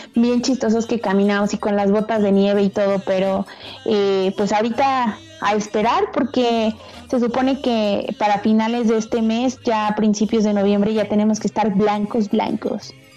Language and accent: Spanish; Mexico; nosotros como mexicanos